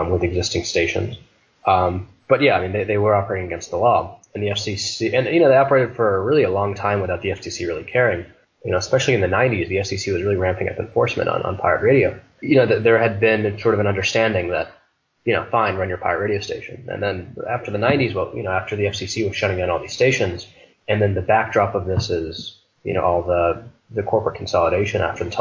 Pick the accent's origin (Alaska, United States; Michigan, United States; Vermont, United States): Michigan, United States; Detroit; now in Philadelphia, United States; I'm from Detroit